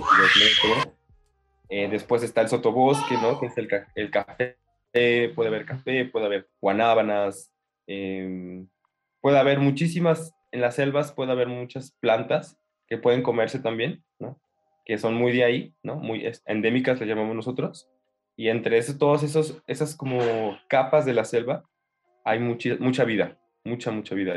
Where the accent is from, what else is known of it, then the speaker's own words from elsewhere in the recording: Mexico City, Mexico; vengo de la Ciudad de México. Ahí, nací, crecí en esta gran en Gran Monstruo